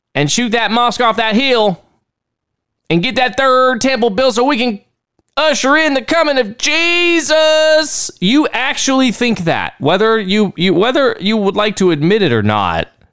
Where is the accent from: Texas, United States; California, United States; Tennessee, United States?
Texas, United States; accent: Texan; I learned to spell Texan first, and then I learned to spell English later on.